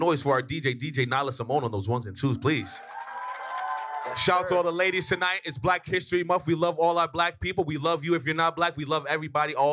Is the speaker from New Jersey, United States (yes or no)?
yes; New Jersey, United States; I'm from Jersey.